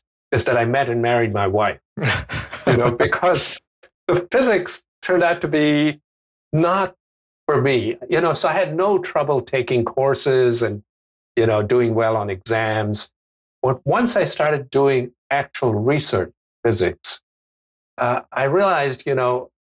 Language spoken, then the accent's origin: English; India; moved away as an adult; also born or lived in Australia / United States / United Kingdom; I was born in India, and I, except for a year and a half when I spent in Australia, I basically grew up in India until I was 19